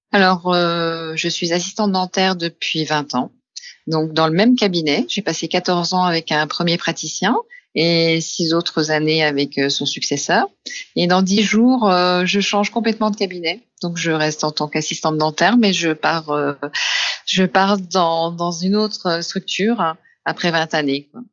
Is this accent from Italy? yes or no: no; Besançon, Bourgogne-Franche-Comté, France; je suis originaire de Besançon